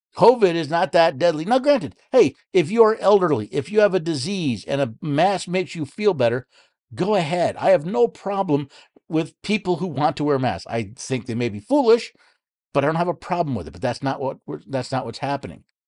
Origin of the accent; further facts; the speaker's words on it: New York City, New York, United States; now in Tennessee, United States; I was born in New York City